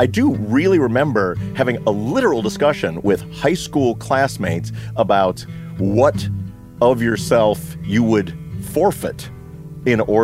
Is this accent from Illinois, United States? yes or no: yes; Libertyville, Illinois, United States; my hometown of Libertyville